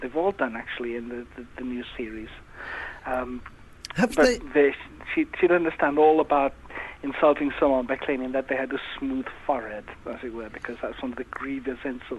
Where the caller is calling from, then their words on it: Wales, United Kingdom; It's actually North Wales.